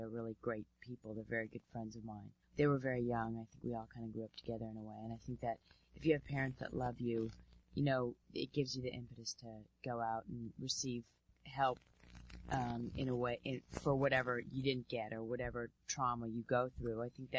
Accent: Los Angeles, California, United States; also born or lived in Van Nuys / Santa Monica; I was born in Van Nuys. I grew up first half of my life in Reseda. My parents were divorced, so my dad lived in Santa Monica.

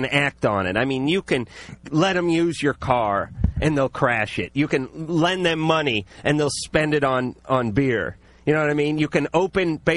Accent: the Valley, California, United States; I grew up in the Valley

